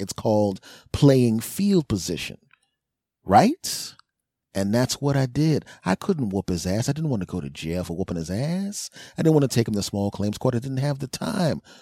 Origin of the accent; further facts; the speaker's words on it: East Coast, United States; also born or lived in California; I'm an East Coast guy. I grew up on the East Coast. Was raised on the East Coast.